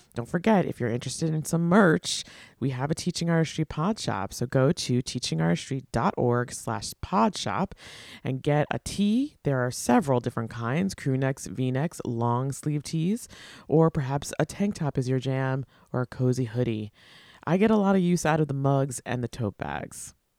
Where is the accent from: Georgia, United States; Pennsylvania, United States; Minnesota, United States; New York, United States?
New York, United States; Long Island; I grew up in Long Island, but also the daughter of a public school teacher